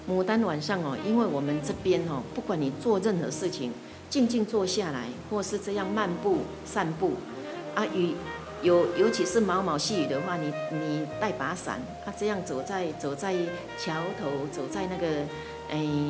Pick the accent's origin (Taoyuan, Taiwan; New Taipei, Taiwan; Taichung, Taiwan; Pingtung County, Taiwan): New Taipei, Taiwan; Shuangxi; 从自己小时候十三层啊，我牡丹